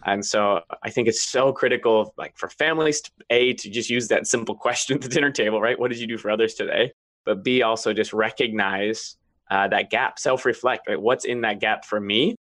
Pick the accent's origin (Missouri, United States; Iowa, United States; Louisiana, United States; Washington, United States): Washington, United States; also born or lived in Maine; I grew up in Washington.